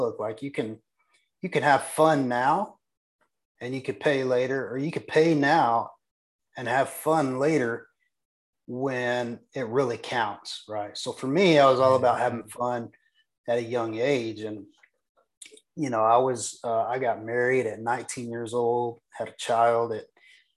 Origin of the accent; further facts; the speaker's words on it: Texas, United States; I'm just a small town Texas boy. I was born and raised in Texas.